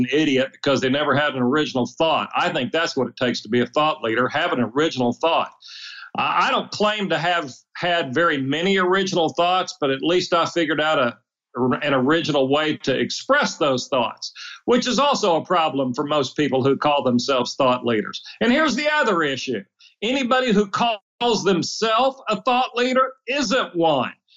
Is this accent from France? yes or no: no; Muskogee, Oklahoma, United States; I grew up dirt poor in Muskogee, Oklahoma.